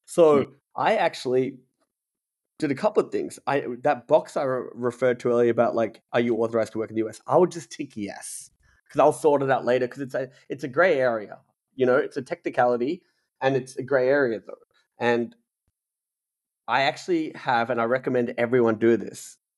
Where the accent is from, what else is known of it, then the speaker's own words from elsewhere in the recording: Australia; moved away as an adult; now in United States; We're lucky as an Australian.